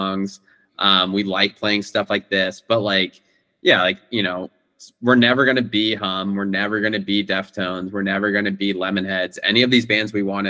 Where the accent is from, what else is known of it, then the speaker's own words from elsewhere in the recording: Bay Area, California, United States; now in New York, United States; I'm from the Bay Area, and so before I moved to New York